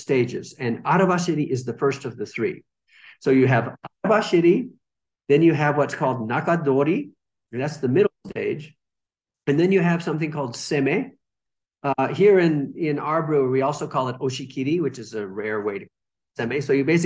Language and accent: English; California, United States; moved away as an adult; now in Suwa, Japan; Originally, I'm from California, and I just kept going west and ended up here in Japan